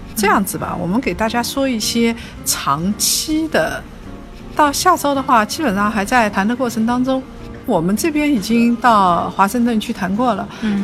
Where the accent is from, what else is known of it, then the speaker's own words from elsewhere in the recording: China; 因为我们中国人嘛，用的最多就是人民币